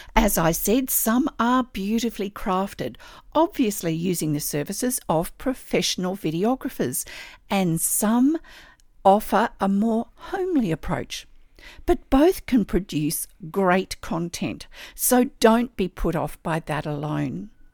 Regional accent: Australia; I'm an Australian textile artist, teacher, judge, blogger, and Stitch enthusiast

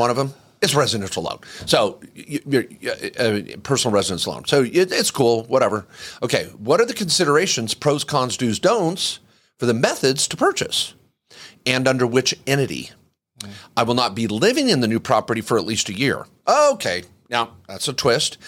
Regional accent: Washington, United States; I grew up in the Northwest

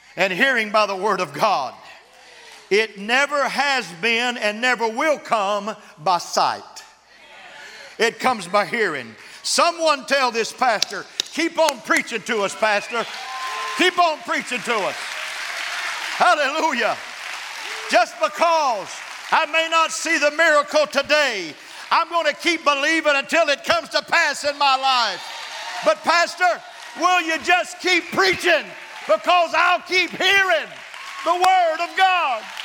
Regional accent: West Texas, United States; I'm from West Texas.

